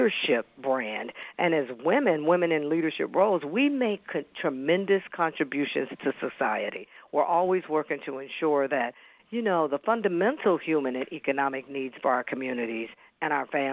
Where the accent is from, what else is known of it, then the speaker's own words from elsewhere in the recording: Kansas City, Missouri, United States; moved away as an adult; also born or lived in Seattle, Washington / Dallas; I was born and raised in Kansas City, Missouri